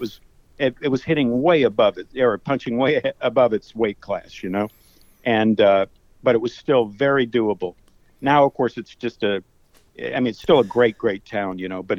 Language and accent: English; Tampa, Florida, United States; moved away as an adult; also born or lived in Portland, Oregon / Europe; now in Tampa, United States; My hometown is Tampa, Florida, where I grew up, and I'm back for my brothers.